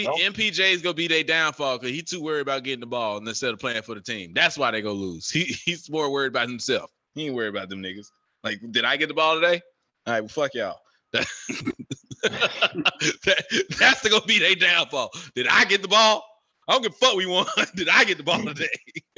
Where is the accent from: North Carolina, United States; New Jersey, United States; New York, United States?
North Carolina, United States; He going to be like, man, Chris Paul from North Carolina. I'm from North Carolina.